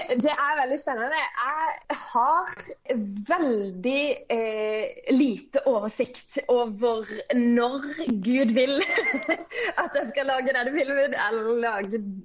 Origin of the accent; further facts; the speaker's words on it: Kristiansand, Agder, Norway; jeg kommer fra Flekkerøya, som er en liten øy ut forbi Kristiansand. Jeg eh, vokste opp i en kristen familie på bedehuset på Flekkerøya